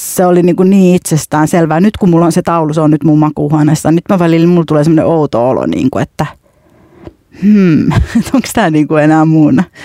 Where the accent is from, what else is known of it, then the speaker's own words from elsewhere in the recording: Finland; mä sanoin, että Suomesta